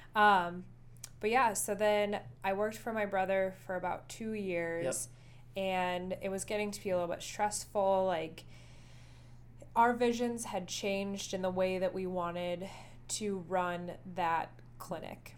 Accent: Dickinson, North Dakota, United States; moved away as an adult; now in Rapid City, United States; my hometown of Dickinson, North Dakota

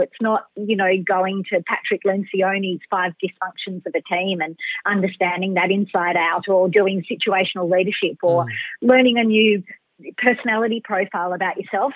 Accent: Melbourne, Victoria, Australia; I'm a Bayside chick, a Melbourne girl. So I was born in Melbourne City, but I've pretty much lived by the water the whole time.

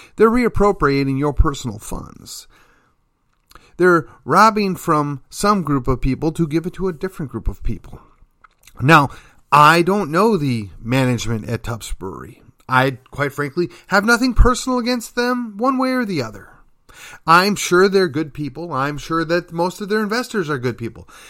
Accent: McKinney, Texas, United States; my hometown, Uh, that would be McKinney, Texas

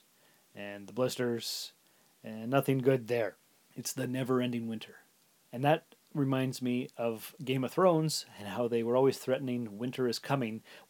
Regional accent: Sault Ste. Marie, Ontario, Canada; moved away as an adult; also born or lived in North Bay; now in Timmins, Canada; I was born and raised in the Sioux, and I lived there till I was 19.

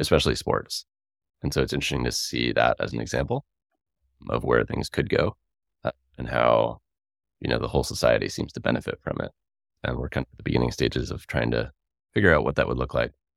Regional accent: Worcester, Massachusetts, United States; moved away as an adult; now in Tacoma, United States; I grew up in Worcester, Massachusetts, uh, about forty minutes outside

